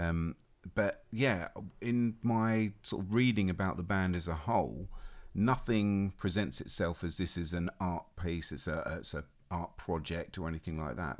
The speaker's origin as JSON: {"language": "English", "country": "Australia", "tie": "born or raised there", "moved": "yes", "said": "I was born and raised in Australia"}